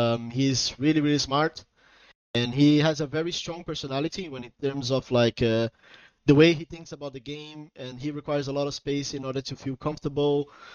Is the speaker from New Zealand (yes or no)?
no; Portugal; also born or lived in Brazil; I'm from Portugal and Brazil, but I'm currently living in Portugal